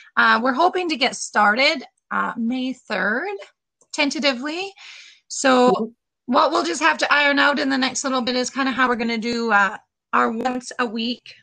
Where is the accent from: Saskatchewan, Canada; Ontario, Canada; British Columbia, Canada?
Saskatchewan, Canada; Leader; I grew up in Leader